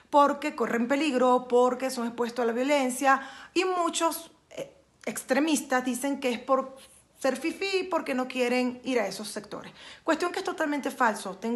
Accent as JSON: {"language": "Spanish", "country": "Mexico", "said": "como ciudadana, como ciudadana responsable y como ciudadana mexicana, no estoy de acuerdo en la contratación de médicos cubanos"}